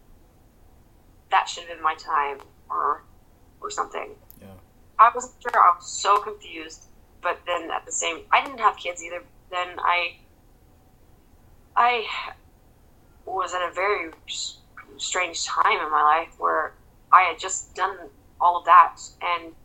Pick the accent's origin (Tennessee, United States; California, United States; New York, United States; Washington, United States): California, United States; Santa Rosa; moved away as an adult; also born or lived in Monterey / North Carolina / Florida; Santa Rosa is my hometown. Santa Rosa unit is right behind the high school that I graduated from